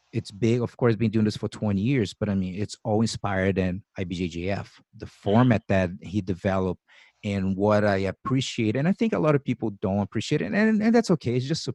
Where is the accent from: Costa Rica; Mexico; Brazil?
Brazil; now in United States; I came from Brazil, so I've been living here for 20 years. I'm a citizen now. I got my visa, my work visa, the O-1 visa